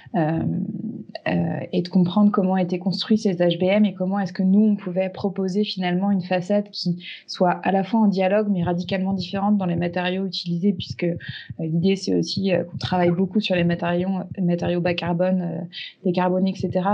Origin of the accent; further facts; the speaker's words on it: Larmor-Baden, Brittany, France; chez moi en Bretagne, au bord d'un sentier côtier dans la petite ville de l'Armor-Baden